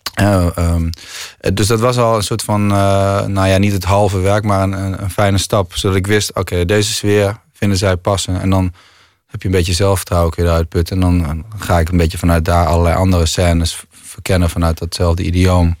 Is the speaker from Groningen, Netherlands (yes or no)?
yes; Groningen, Netherlands; ik kom uit Groningen